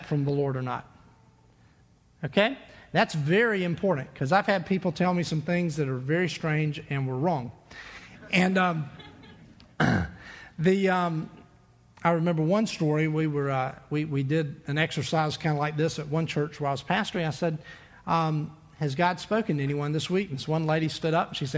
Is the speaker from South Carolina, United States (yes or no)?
yes; Myrtle Beach, South Carolina, United States; When I was a kid, growing up in Myrtle Beach